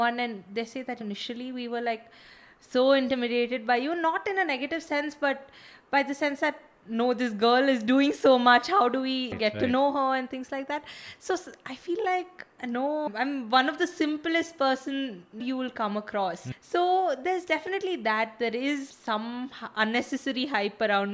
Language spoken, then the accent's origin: English; Bangalore, Karnataka, India; I was born and brought up in Bangalore